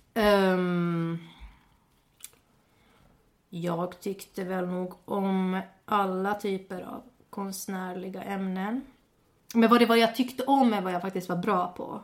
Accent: Finland; first language Swedish; also born or lived in Åland; Jag flyttade från Finland när jag var, eh, till Åland när jag var 11

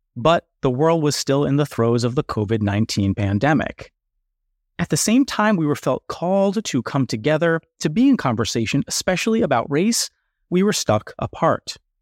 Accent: United States; I'm American and of European ancestry

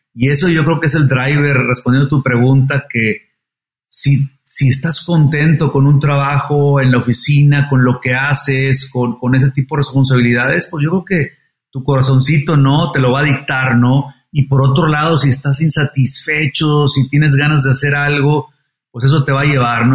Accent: Monterrey, Nuevo León, Mexico; soy regiomontano, eh, como tú dices, me gusta la carne asada, como, como la mayoría de los regios

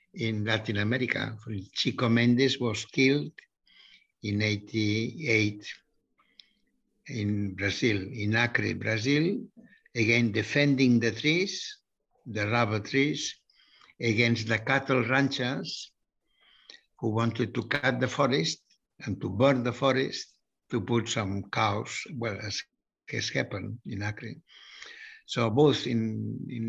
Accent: Barcelona, Catalonia, Spain; I am from Barcelona

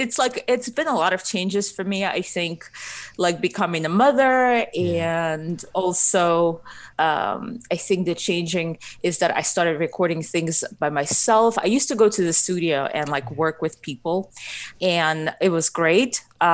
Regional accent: Ukraine; first language Russian; English is a second language; I'm actually originally from Ukraine, so my first language is Russian. So I probably have an accent when I sing.

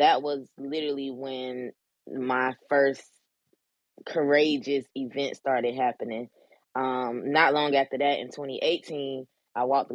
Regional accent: Orlando, Florida, United States; moved away as an adult; now in Maryland, United States; I'm from Orlando, Florida. In 2012, I left my hometown, my comfortable place, and relocated to Maryland

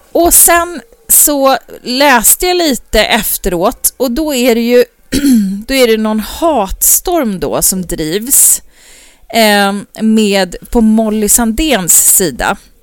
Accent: Uppsala, Uppsala County, Sweden; i Uppsala, där jag är ifrån.

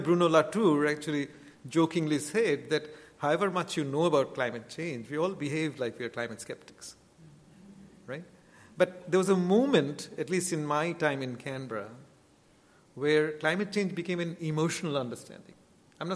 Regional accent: Kolkata, West Bengal, India; moved away as an adult; also born or lived in Australia / Chicago; I came from Calcutta, and in Calcutta, nature meant the sky between sort of, you know, buildings going up

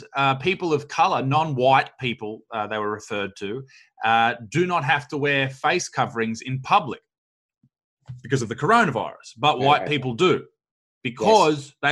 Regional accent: Newcastle, New South Wales, Australia; I'm from Newcastle, which is about 2 hours north of Sydney

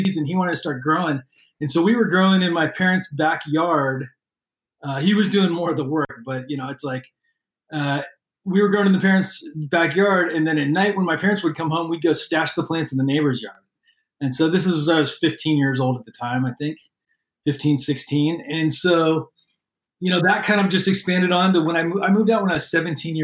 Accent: Bay Area, California, United States; also born or lived in Portland, Oregon / Texas; born in Portland, Oregon, raised in the Bay Area. I lived in Texas when I was real little.

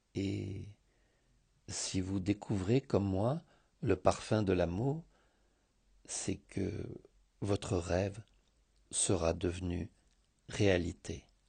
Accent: Thessaloniki, Central Macedonia, Greece; also born or lived in France; now in Sitia, Greece; enfant des années soixante à Thessalonique

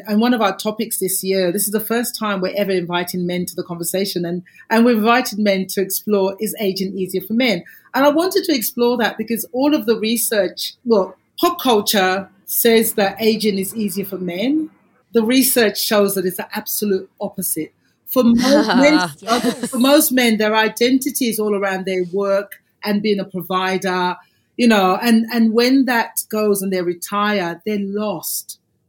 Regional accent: Australia; So obviously we're Australian.

